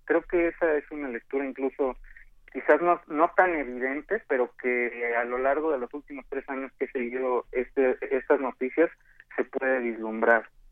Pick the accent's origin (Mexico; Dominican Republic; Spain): Mexico; nosotros como mexicanos